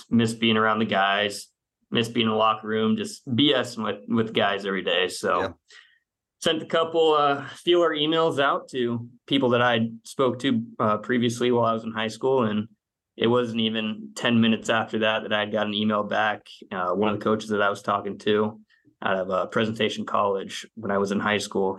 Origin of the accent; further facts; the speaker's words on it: Phoenix, Arizona, United States; moved away as an adult; also born or lived in Gilbert, Arizona / Lexington, Kentucky; now in Tampa Bay, United States; I'm originally from Phoenix, Arizona. I went to junior college out there